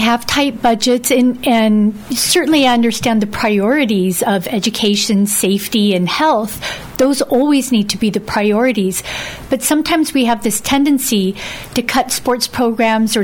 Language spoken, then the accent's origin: English; Dededo, Guam; I grew up in Santa Monica, Santa Barbara area of Dedado